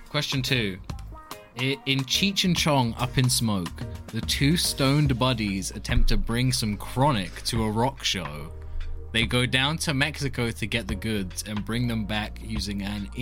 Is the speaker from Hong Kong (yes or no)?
no; England, United Kingdom; We're English.